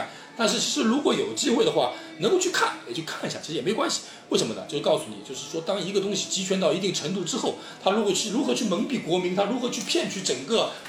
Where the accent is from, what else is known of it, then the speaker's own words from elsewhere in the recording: China; 我们我们就我们中国人很很敏感